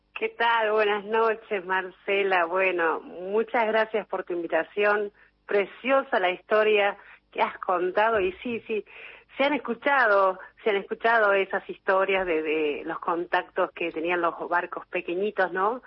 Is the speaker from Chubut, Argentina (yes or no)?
yes; Puerto Madryn, Chubut, Argentina; moved away as an adult; also born or lived in Trelew; now in Mar del Plata, Argentina; yo soy de Puerto Madryn. En realidad nací en Trelew, me crié en Puerto Madryn, en Chubut